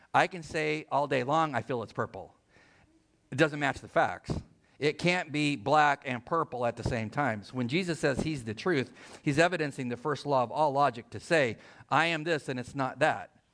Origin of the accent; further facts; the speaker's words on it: El Centro, California, United States; I was born in El Centro, middle of nowhere.